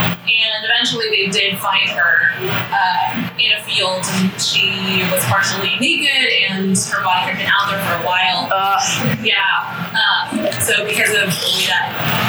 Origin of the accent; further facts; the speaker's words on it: Moreno Valley, California, United States; moved away; I'm from California originally.